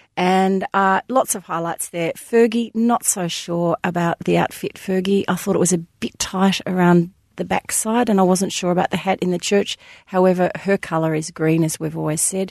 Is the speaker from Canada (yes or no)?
no; Australia; being an Aussie